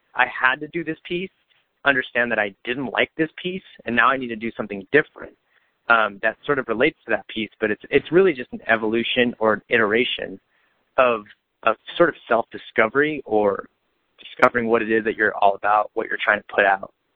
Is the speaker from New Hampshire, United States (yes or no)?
no; Bakersfield, California, United States; growing up in Bakersfield, I mean, while it is a city and people have the wrong perception of it